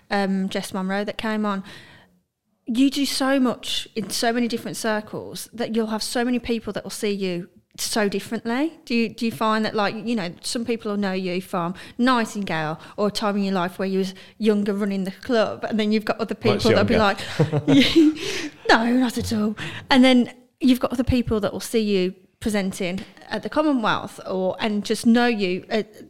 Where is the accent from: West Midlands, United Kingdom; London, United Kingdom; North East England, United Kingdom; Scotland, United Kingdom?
West Midlands, United Kingdom; Birmingham; Birmingham people